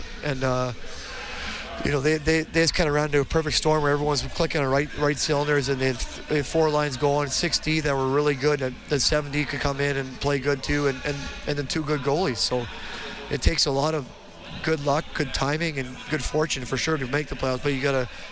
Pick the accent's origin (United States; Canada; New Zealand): Canada; Edmonton, Alberta; I was from Edmonton, Millwood's kid